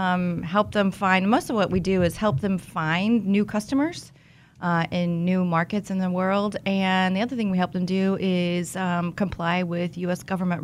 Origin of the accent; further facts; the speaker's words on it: Wichita, Kansas, United States; I'm from Wichita.